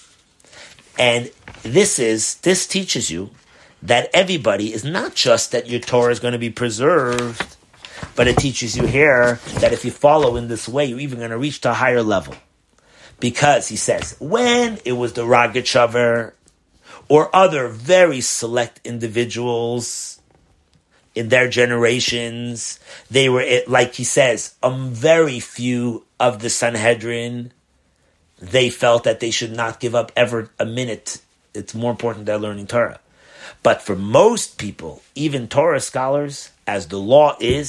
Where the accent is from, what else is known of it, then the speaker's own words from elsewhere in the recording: New York City, New York, United States; when I was brought up in Crown Heights